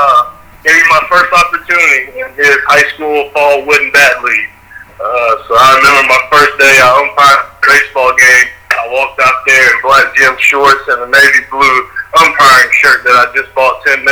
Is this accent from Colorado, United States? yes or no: no; Biloxi, Mississippi, United States; moved away as an adult; now in Atlanta, United States; born and raised in Biloxi, Mississippi. Reside now in Atlanta, Georgia.